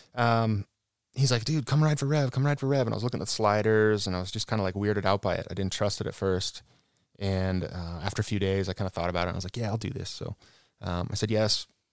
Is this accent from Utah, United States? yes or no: yes; Cottonwood Heights, Utah, United States; I was born in Cottonwood Heights.